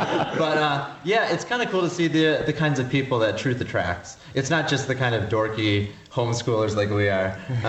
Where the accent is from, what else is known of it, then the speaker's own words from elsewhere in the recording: Livonia, Michigan, United States; Yeah, I'm also a junior. I'm from Michigan.